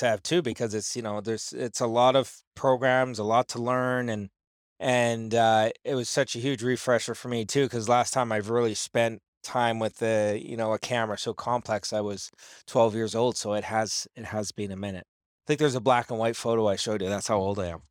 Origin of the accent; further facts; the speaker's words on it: Campbell River, British Columbia, Canada; moved away; I grew up there in Campbell River